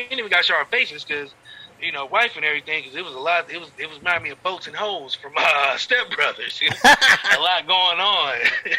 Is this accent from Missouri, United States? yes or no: no; Akron, Ohio, United States; I grew up in Akron